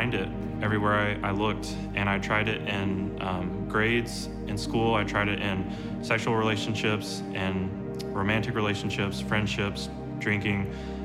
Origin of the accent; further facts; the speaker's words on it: Moore, Oklahoma, United States; I'm from Moore, Oklahoma